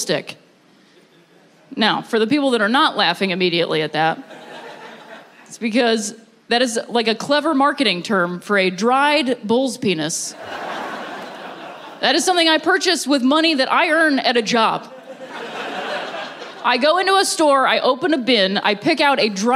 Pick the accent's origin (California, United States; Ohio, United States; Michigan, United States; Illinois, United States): Ohio, United States; moved away; I'm from Ohio originally